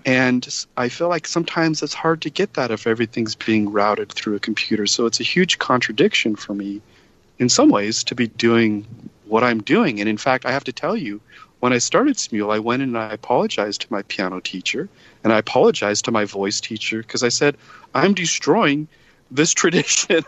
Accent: Utah, United States; moved away as an adult; I grew up in Utah, and my parents wanted me to go to Brigham Young University

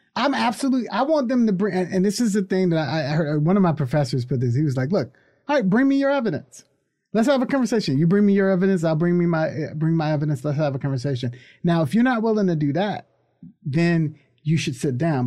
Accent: United States; I love being American.

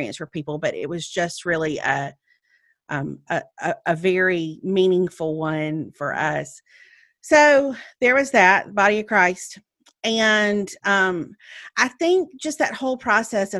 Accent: Meridian, Mississippi, United States; moved away as an adult; now in Birmingham, United States; I drove to Meridian, to my hometown

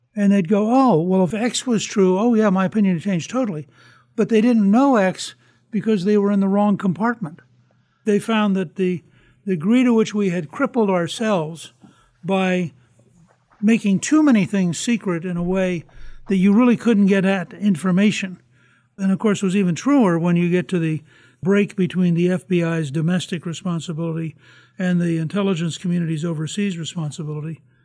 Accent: United States; I'm sitting here as an American thinking, my country

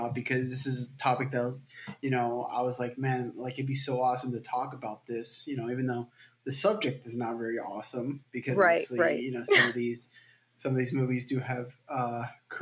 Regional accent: Miami, Florida, United States; I'm from Miami, Florida.

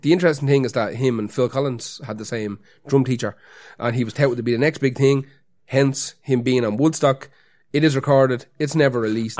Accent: Dublin, Leinster, Ireland; we have to pretend not to be from Dublin

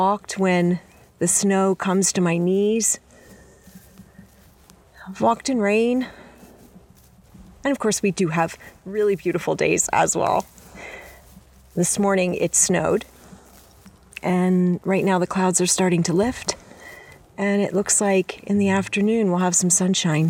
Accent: Baltimore, Maryland, United States; moved away as an adult; also born or lived in New York / Washington, D.C.; now in Montana, United States; I didn't grow up in Montana. I grew up on the East Coast. Most of my life spent in and around Baltimore

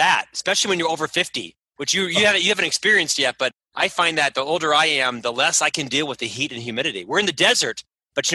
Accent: Winter Park, Florida, United States; moved away as an adult; now in Provo, United States; I'm actually from Orlando, born and raised in Winter Park, a suburb of Orlando. Spent my first 26 years there.

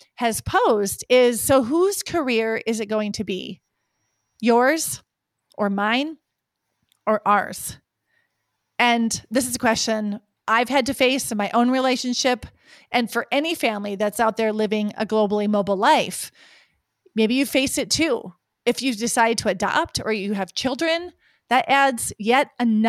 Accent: Lake Sakakawea, North Dakota, United States; moved away; Lake Sakakawea, my home state and where I grew up.

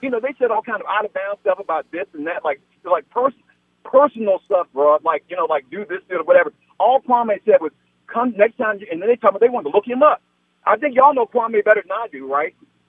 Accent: Washington, District of Columbia, United States; now in California, United States; I'm from Washington, D.C. originally.

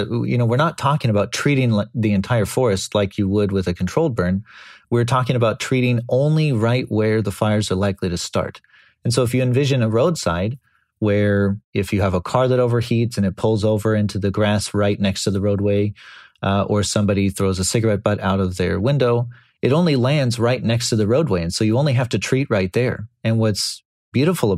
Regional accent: California, United States; born or raised there

